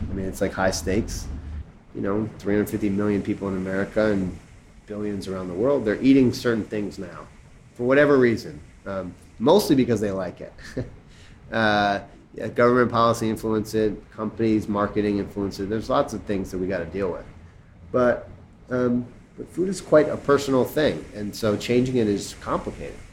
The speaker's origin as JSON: {"language": "English", "town": "Chicago", "region": "Illinois", "country": "United States", "tie": "born or raised there", "said": "I'm from Chicago, from Hyde Park, where they're from, and so I actually knew them when I was in high school"}